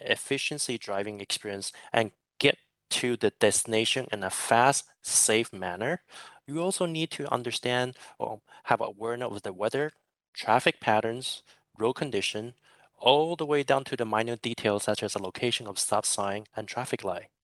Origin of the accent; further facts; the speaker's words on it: San Francisco Bay Area, California, United States; now in Singapore; I'm originally from San Francisco Bay Area, but I'm currently residing in Singapore